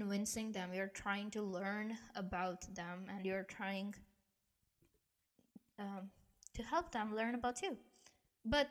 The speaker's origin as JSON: {"language": "English", "country": "India", "tie": "born or raised there", "said": "me being born and raised in India"}